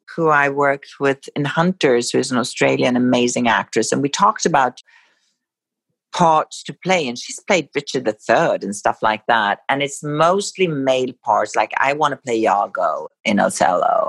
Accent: Sweden; moved away; growing up in Sweden

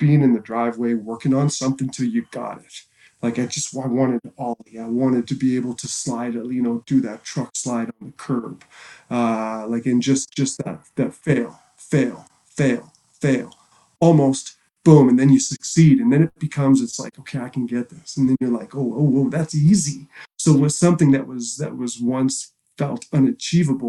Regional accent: Halifax, Nova Scotia, Canada; moved away as an adult; now in Vancouver, Canada; growing up in Halifax

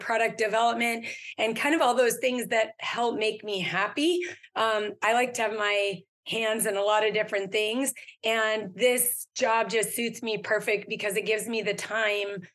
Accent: California, United States; I was born and raised in California. So I grew up skiing in the Canyon Lake Ski Club

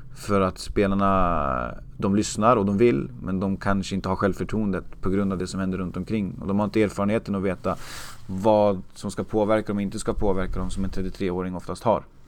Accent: Uppsala, Uppsala County, Sweden; jag är uppväxt i Uppsala

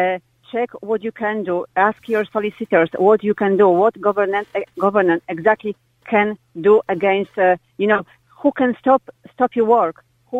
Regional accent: Limerick, Munster, Ireland; I am from Limerick. I live near nursing home.

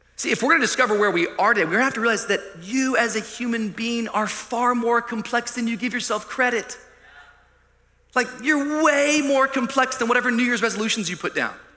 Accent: Miami, Florida, United States; I'm from Miami

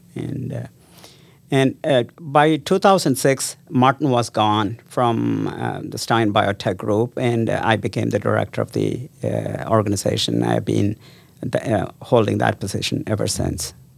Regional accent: South India, India; moved away as an adult; also born or lived in Las Cruces, New Mexico, United States; now in Ames, United States; I grew up in South India

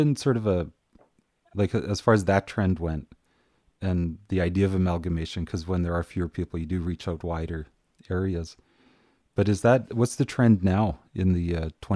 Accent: Beulah, Manitoba, Canada; I always tell people I grew up around Beulah

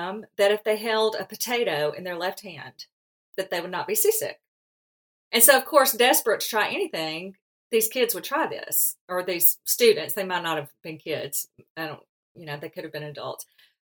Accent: Alabama, United States; accent: Southern drawl; I'm from the South too, so my accent limits me from speaking any foreign language

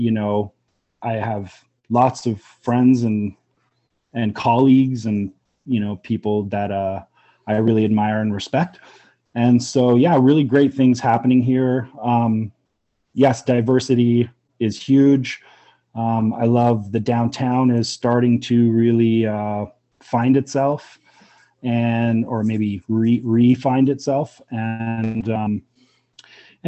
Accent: Toronto, Ontario, Canada; moved away as an adult; also born or lived in Hamilton; now in Brantford, Canada; I'm originally from Toronto and came to Brantford via Hamilton

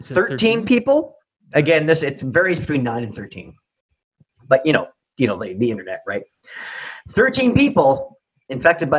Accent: Quebec City, Quebec, Canada; Because we're from Quebec City

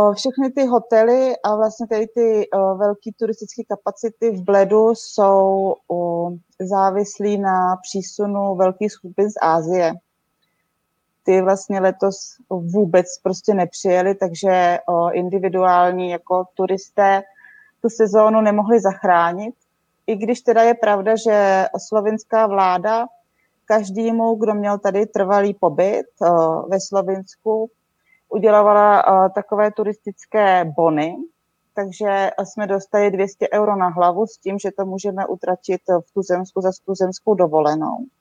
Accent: Česká Třebová, Pardubice Region, Czechia; moved away as an adult; now in Slovenia; pocházím z Český Třebový

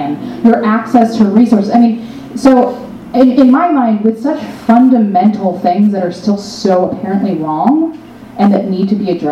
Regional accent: North Carolina, United States; I grew up in the South

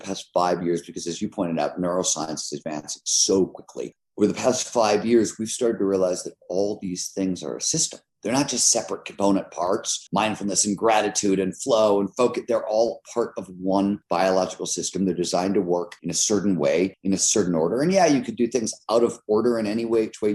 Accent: Cleveland, Ohio, United States; I grew up in Cleveland, Ohio in the 70s

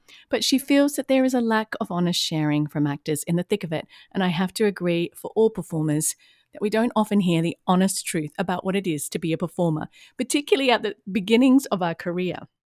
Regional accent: Australia; now in Atlanta, United States; I'm in Atlanta. You're in Los Angeles. I'm an Aussie.

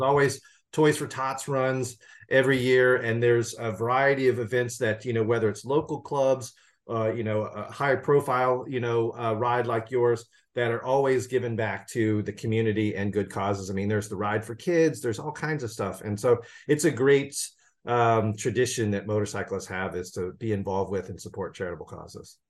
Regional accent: Tennessee, United States; now in California, United States; I'm originally from Tennessee, and I grew up in the seventies

